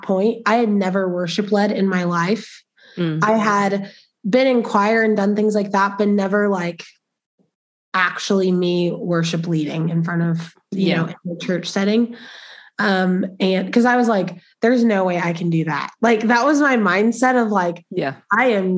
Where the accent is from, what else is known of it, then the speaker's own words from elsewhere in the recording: Spring, Texas, United States; now in Lubbock, United States; I'm from Spring, Texas, which is like North Houston area. My mom on her own raised me